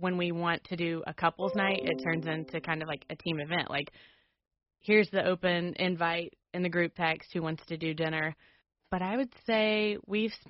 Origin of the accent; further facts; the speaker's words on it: the South, United States; moved away; also born or lived in Alabama; I'm from the South